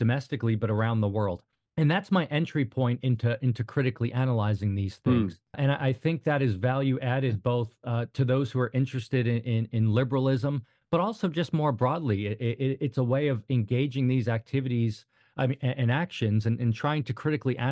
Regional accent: outside New York City, United States; moved away as an adult; also born or lived in Hoboken, New Jersey; now in Northern Virginia, United States; I grew up outside New York City, went to school there, and I worked on Wall Street

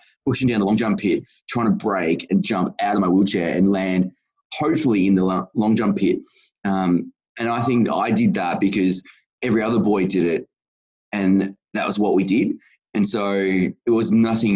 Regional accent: Geelong, Victoria, Australia; I live in Geelong, the greatest city of all. We are very inclusive of disability, and nothing is ever too hard. So I was pretty lucky to grow up in this city

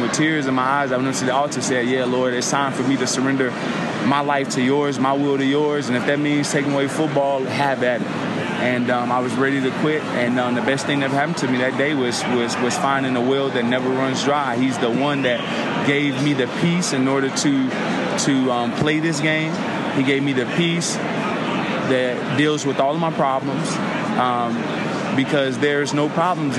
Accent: Chicago, Illinois, United States; I'm from Southside Chicago, right in the middle of gang territory

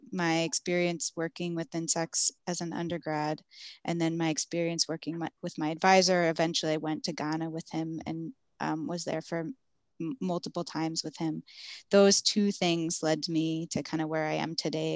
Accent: Philadelphia, Pennsylvania, United States; I grew up in Philadelphia, in South Philadelphia

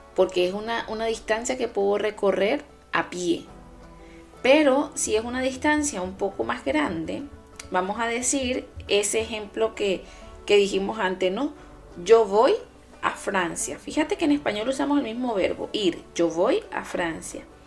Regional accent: Venezuela; now in Germany; Mi Venezuela, mi país de origen

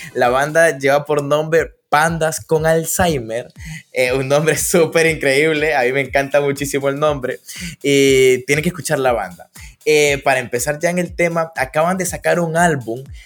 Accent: Danlí, El Paraíso, Honduras; Yo soy de Dan Lee. Estoy en Dan Lee.

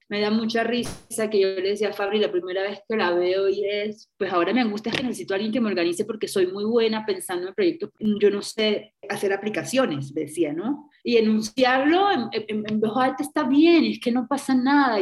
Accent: Caribbean Region, Colombia; la región norte del país, que es una región todavía pues, de donde yo vengo, costeña, pueblerina, de familia conservadora

